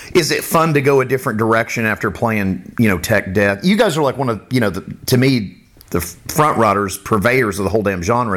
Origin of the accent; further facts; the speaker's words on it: Boca Raton, Florida, United States; also born or lived in Miami, Florida; now in Pensacola, United States; I grew up in the Miami area